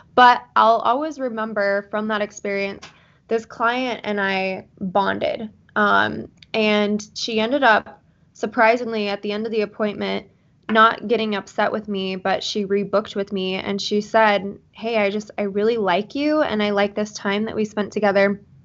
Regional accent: Salt Lake City, Utah, United States; I am from Salt Lake City, Utah

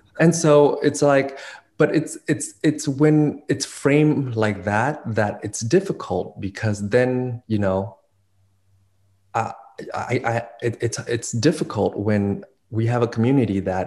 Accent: Covina, California, United States; also born or lived in Vietnam / Port Arthur, Texas / Virginia / Montclair, California; We grew up in Covina and then Montclair.

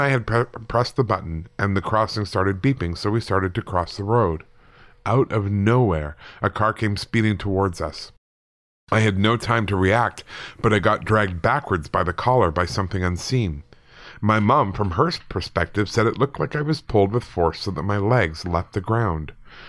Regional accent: Manchester, North West England, United Kingdom; now in Northern Ireland; I'm from Manchester, UK, originally, but now live in Northern Ireland.

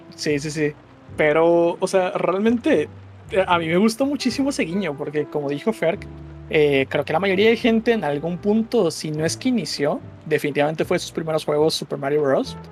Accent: southeast Mexico, Mexico; aquí en, en, el sureste

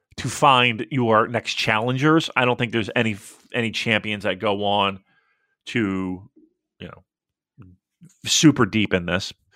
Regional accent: United States; as an American

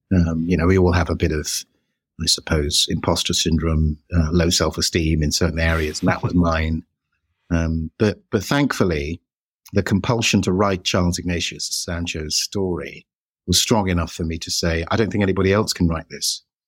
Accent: United Kingdom; we're British

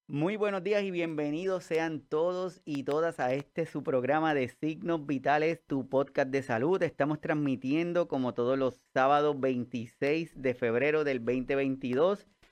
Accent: Puerto Rico; todos los que somos puertorriqueños

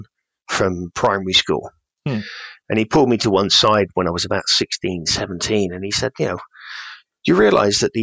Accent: Cornwall, South West England, United Kingdom; the village where I grew up in Cornwall

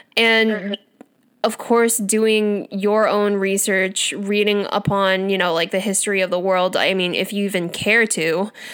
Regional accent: United States; accent: American; first language English; I was born here and raised here

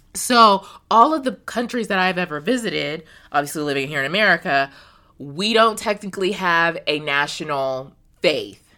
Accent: United States; as an American woman

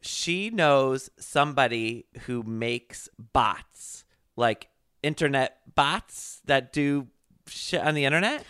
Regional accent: Connecticut, United States; where I grew up in Connecticut

